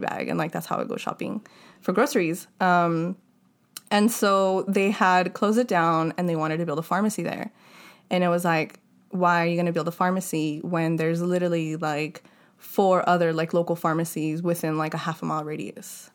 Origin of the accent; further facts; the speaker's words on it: Los Angeles, California, United States; growing up in Ballheads had a lot of influence on me